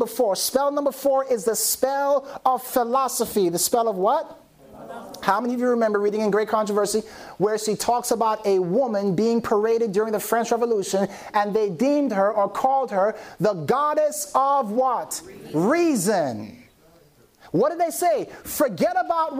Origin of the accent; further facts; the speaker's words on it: Jamaica; I'm Jamaican